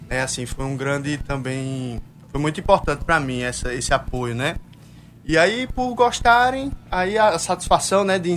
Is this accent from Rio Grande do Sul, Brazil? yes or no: no; Paraíba, Brazil; Eu sou paraibano, então eu tenho